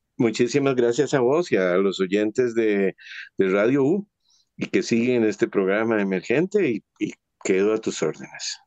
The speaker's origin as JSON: {"language": "Spanish", "country": "Costa Rica", "said": "nosotros como costarricenses"}